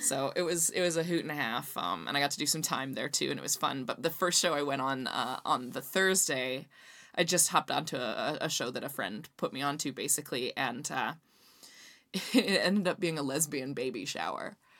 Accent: Canada; I'm from Canada

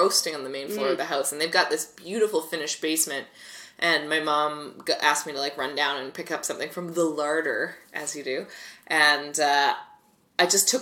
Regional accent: Delta, British Columbia, Canada; I grew up in North Delta

